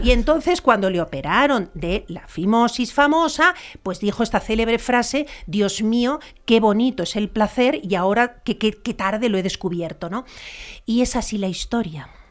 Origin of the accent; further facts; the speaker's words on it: Spain; en mi país.